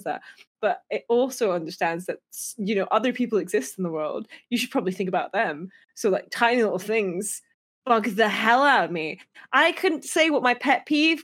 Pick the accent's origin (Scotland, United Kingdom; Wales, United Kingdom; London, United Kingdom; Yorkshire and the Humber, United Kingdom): Scotland, United Kingdom; near Perth; born or raised there